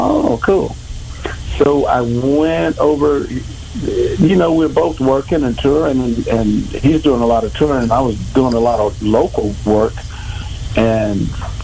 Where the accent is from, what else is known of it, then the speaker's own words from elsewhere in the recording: near Corpus Christi, South Texas, United States; Born and raised in South Texas, a little town outside of Corpus Christi, Texas